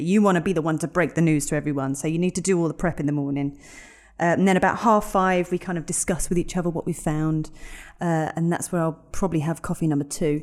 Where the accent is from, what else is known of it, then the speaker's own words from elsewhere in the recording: London, United Kingdom; moved away as an adult; also born or lived in Epsom, Surrey; I grew up in North London. I grew up in Edmonton, North London